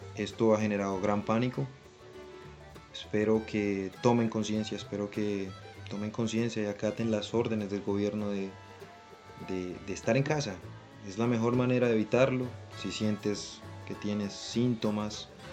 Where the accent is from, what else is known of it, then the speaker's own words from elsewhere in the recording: Villavicencio, Meta, Colombia; soy un joven colombiano de la ciudad de Villavicencio